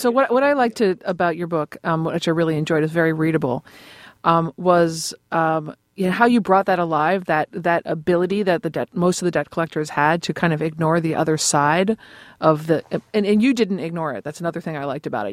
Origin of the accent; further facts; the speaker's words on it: Boston, Massachusetts, United States; I'm from Boston